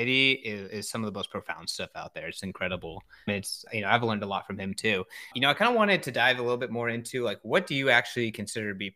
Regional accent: California, United States; moved away; also born or lived in San Francisco; I'm from California originally.

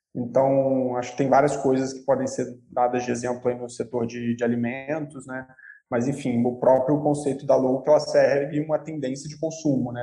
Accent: interior of Rio de Janeiro state, Brazil; Sou carioca do interior do Rio

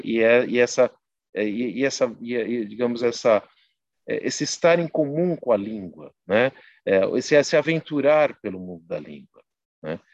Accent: São Bernardo do Campo, São Paulo, Brazil; eu não nasci em São Bernardo, eu fui criado em São Bernardo, sul de São Paulo, ali da zona sul de São Paulo, da região do Jabaquara, São Judas

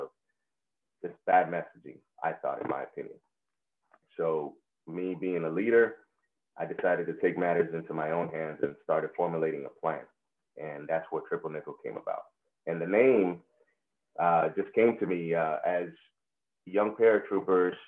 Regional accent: Puerto Rico; first language Spanish; English is a second language; now in San Antonio, United States; I'm a native of Puerto Rico. That's where I'm from. That's where I was raised. Spanish is my first language, but now English is what I use every day

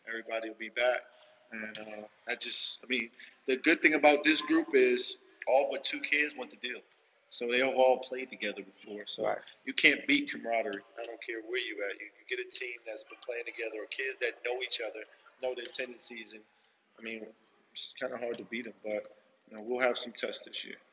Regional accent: Philadelphia, Pennsylvania, United States; moved away; I grew up in Philly, in the hood

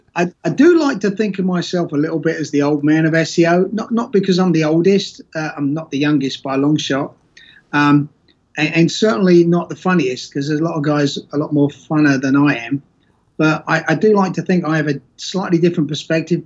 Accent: Essex, East of England, United Kingdom; moved away as an adult; also born or lived in Walthamstow, London / Chigwell; now in Norfolk, United States; born and bred in Walthamstow, brought up in Essex, went to school in Chigwell

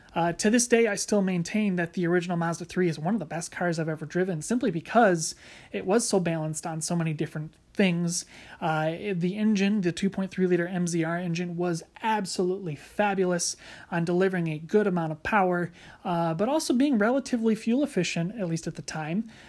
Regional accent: United States; American citizens

